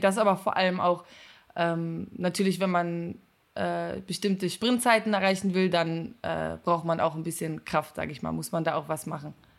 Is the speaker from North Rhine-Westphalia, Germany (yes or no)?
yes; Cologne, North Rhine-Westphalia, Germany; ich komme aus Köln